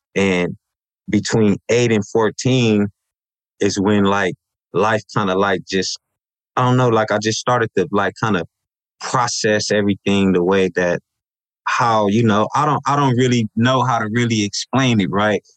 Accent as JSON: {"language": "English", "town": "Los Angeles", "region": "California", "country": "United States", "tie": "born or raised there", "said": "I was raised in South Los Angeles"}